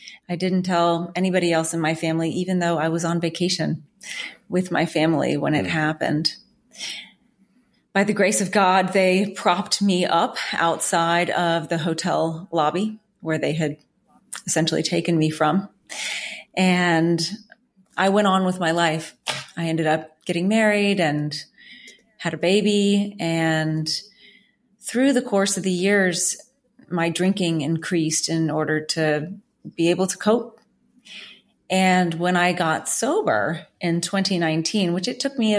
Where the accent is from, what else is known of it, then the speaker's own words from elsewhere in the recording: New Orleans, Louisiana, United States; I'm originally from New Orleans